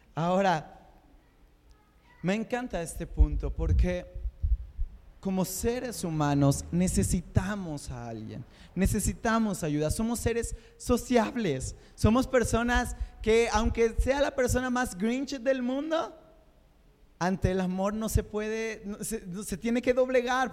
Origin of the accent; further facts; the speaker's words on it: Mexico; Somos, somos el macho mexicano